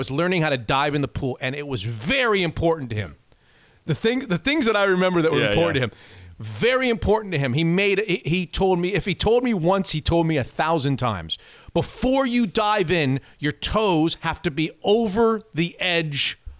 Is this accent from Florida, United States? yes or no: yes; Florida, United States; now in Seattle, United States; I'm from Florida